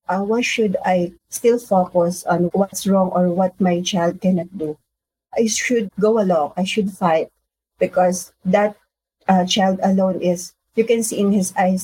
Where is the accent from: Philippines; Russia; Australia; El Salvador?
Philippines; I am from the Philippines.